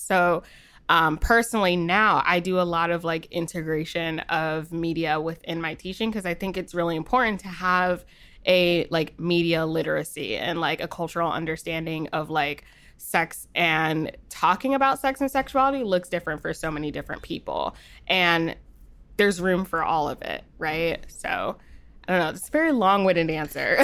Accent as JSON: {"language": "English", "region": "New Jersey", "country": "United States", "said": "I'm from Jersey, so I don't know, the accent might come out"}